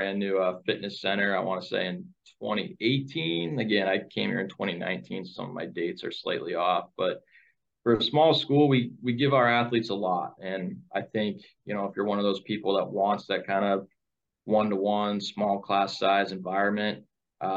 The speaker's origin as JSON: {"language": "English", "region": "New Hampshire", "country": "United States", "also_born_or_lived": "New England", "moved": "as an adult", "lives_now": "Ashland, Wisconsin, United States", "said": "I'm from New Hampshire, complete different part of the country"}